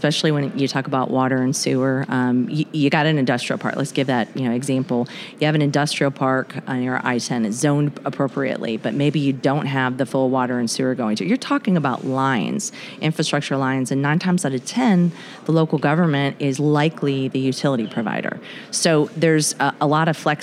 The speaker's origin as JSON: {"language": "English", "region": "North Florida", "country": "United States", "said": "we're all from North Florida, so you know we speak the same language and probably have the same accent."}